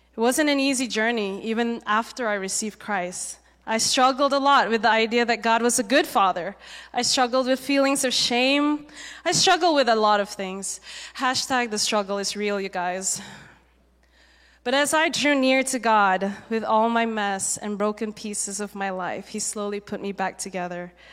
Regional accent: Malaysia; moved away as an adult; also born or lived in Singapore; now in United States; I was born in Singapore, um, but I grew up mainly in Malaysia

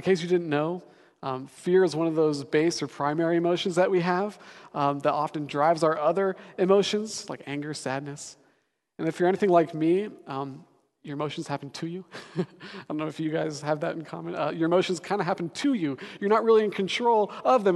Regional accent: Denver, Colorado, United States; moved away as an adult; now in Seattle, United States; I'm actually from Denver, Colorado

